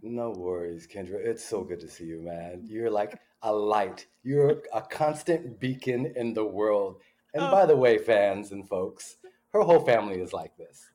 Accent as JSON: {"language": "English", "town": "Pasadena", "region": "California", "country": "United States", "tie": "born or raised there", "said": "grew up in Pasadena, California."}